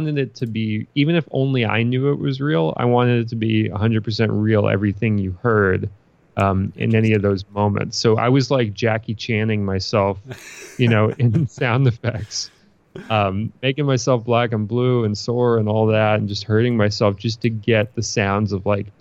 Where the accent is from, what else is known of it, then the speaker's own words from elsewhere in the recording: New York City, New York, United States; I'm a Brooklyn kid. Like I'm from Brooklyn, New York, and that's what I know